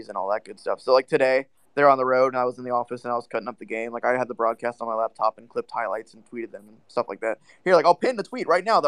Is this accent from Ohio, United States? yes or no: yes; Cincinnati, Ohio, United States; I live in Cincinnati. I've never lived far away from home for a long period of time before.